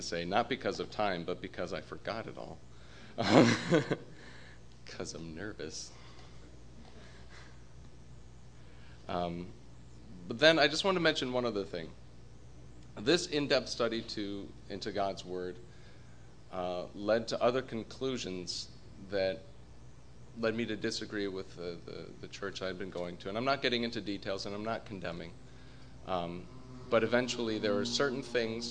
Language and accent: English; Colorado, United States; moved away; also born or lived in New Jersey; I'm from Colorado originally